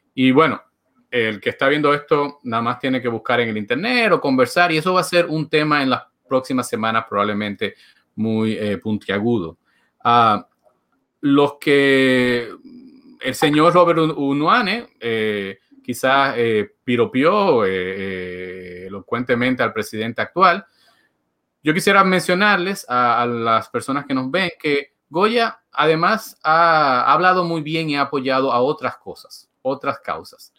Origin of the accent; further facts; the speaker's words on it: Dominican Republic; moved away; also born or lived in Puerto Rico / New York; como dominicano, viví en República Dominicana